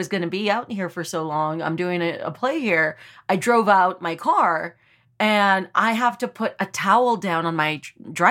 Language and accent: English; South Texas, United States; moved away; I grew up in South Texas